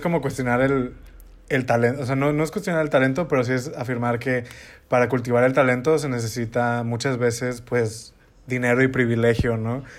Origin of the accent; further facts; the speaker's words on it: northern Mexico, Mexico; yo soy norteña